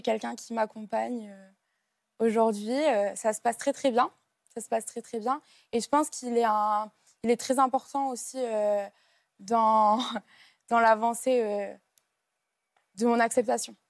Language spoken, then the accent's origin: French; Lille, Hauts-de-France, France; je suis de Lille, donc c'est une grande ville, Lille même